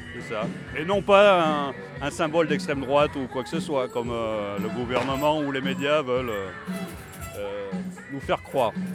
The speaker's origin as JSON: {"language": "French", "country": "France", "said": "On est français avant tout, euh, avant d'être européen"}